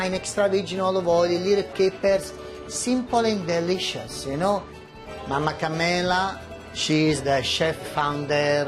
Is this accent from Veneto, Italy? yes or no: no; Naples, Campania, Italy; also born or lived in Amalfi Coast; now in Danville, United States; That's where we're coming from, Napoli